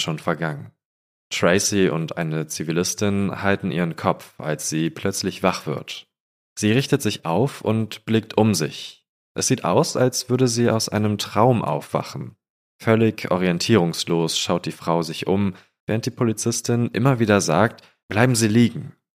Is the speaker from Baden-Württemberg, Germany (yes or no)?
no; Falkensee, Brandenburg, Germany; moved away; in Falkensee, wo ich herkomme